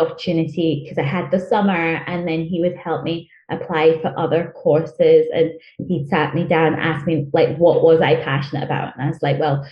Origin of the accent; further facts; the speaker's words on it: Glasgow, Scotland, United Kingdom; first language Chichewa; English is a second language; also born or lived in Malawi / England; And then moved up to Scotland after my parents divorced. And I went to school in Glasgow